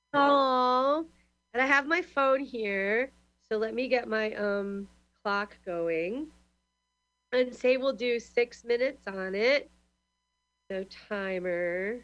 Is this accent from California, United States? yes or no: yes; San Francisco, California, United States; now in Glasgow, United Kingdom; I'm from Glasgow. I live, or I'm from the, I'm from really San Francisco mostly, but in Glasgow, Scotland.